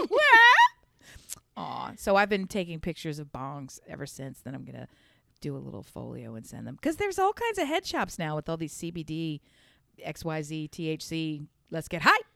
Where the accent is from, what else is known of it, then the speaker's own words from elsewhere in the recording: Newark, United States; I grew up in Newark